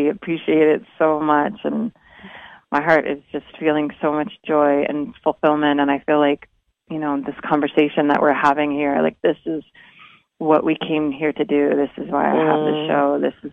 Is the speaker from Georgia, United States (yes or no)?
no; Orange County, California, United States; I grew up in Orange County